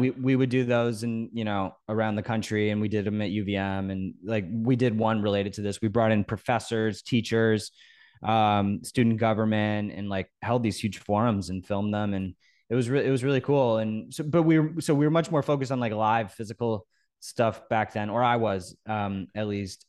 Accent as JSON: {"language": "English", "town": "Norwalk", "region": "Connecticut", "country": "United States", "tie": "born or raised there", "said": "I grew up in Norwalk, Connecticut on the beach"}